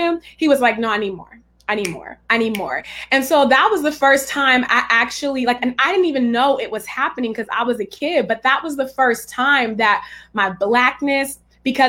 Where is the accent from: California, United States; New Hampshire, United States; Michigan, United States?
California, United States; Richmond; also born or lived in Pinole; I'm from Richmond, California, which is the San Francisco Bay Area